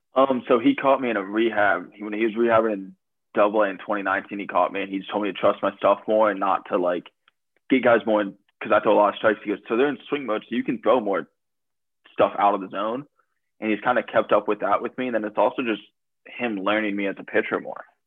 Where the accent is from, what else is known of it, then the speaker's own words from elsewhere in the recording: Columbus, Ohio, United States; moved away; also born or lived in Adrian, Michigan; I'm from Columbus, Ohio